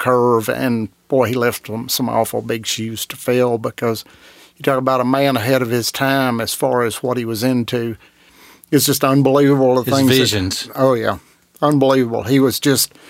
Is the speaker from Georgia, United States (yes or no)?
yes; Dawsonville, Georgia, United States; born or raised there